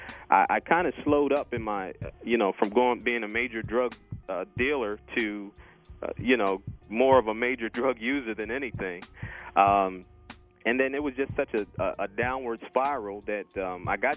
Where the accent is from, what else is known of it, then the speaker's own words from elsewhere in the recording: Harrisburg, Pennsylvania, United States; moved away as an adult; also born or lived in Virginia; I'm originally from Harrisburg, Pennsylvania, or I grew up in Harrisburg, Pennsylvania